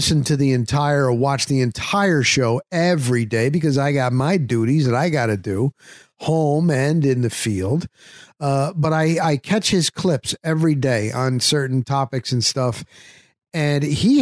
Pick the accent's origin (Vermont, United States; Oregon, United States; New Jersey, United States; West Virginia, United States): New Jersey, United States; North; moved away as an adult; also born or lived in Denver; now in Florida, United States; formerly from New Jersey, and then New York, New Jersey metropolitan area, North New Jersey